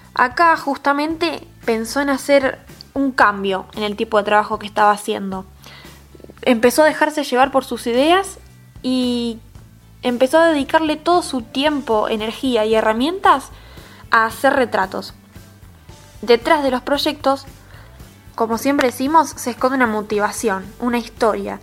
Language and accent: Spanish; Argentina; Argentina, nuestro hermoso país